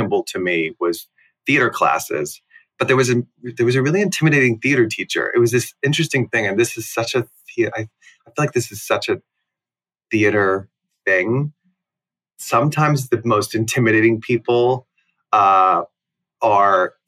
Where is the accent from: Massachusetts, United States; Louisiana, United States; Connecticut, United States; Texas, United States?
Texas, United States; Plano; also born or lived in Houston, Texas; I was in Houston until I was about six, and then we moved to Dallas. Really, we moved from the Meadows, which is the suburb of Houston, to Plano, which is the suburb of Dallas. Plano being where I spent most of my childhood